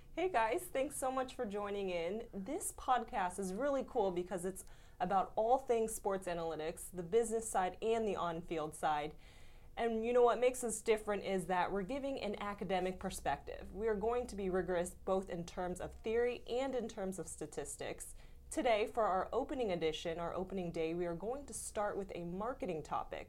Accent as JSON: {"language": "English", "region": "Florida", "country": "United States", "said": "I'm actually from Florida as well"}